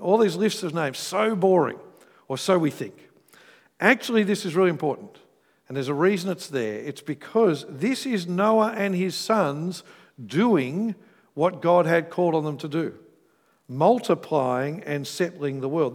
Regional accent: Australia; when I'm overseas, I'm more Australian than when I'm in Australia

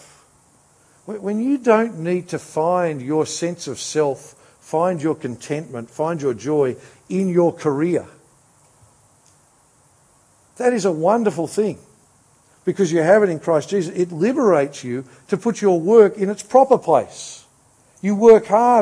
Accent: Australia

